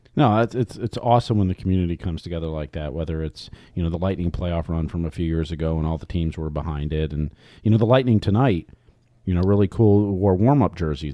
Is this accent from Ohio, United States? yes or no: yes; Ohio, United States; moved away; I grew up in Ohio